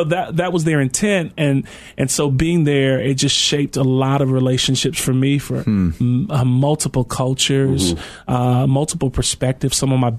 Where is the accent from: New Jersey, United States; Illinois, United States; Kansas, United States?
Illinois, United States; Maywood; I grew up in Maywood, which is just home for me.